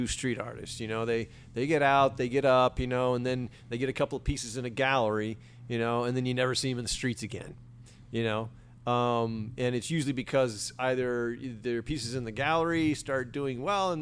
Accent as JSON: {"language": "English", "region": "Florida Panhandle", "country": "United States", "moved": "yes", "lives_now": "Los Angeles, United States", "said": "coming from the Redneck Riviera of Florida"}